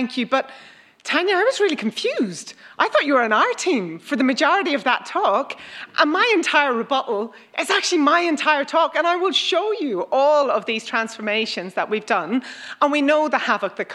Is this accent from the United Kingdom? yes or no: no; Ireland; now in Australia; I'm from Ireland.